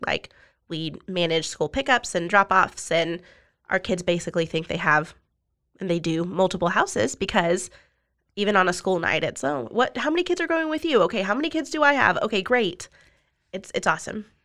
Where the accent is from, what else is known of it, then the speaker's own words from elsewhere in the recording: Austin, Texas, United States; also born or lived in Colorado / Dripping Springs, Texas; now in Waco, United States; I'm from the South Austin area